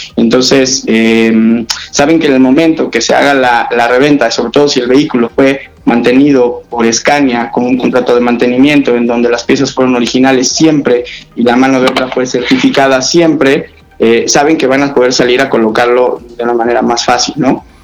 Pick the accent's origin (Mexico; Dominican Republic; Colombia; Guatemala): Mexico; yo siendo mexicano y he tenido experiencias con Scania en otros países